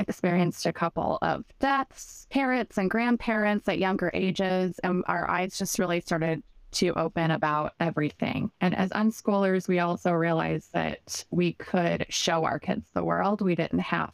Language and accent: English; Southern Illinois, United States; moved away as an adult; we're originally from Illinois